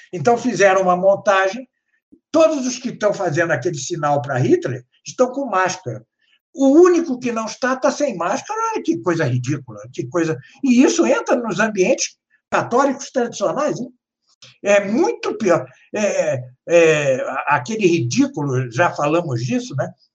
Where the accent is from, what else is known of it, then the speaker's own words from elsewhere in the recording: Brazil; nós que somos brasileiros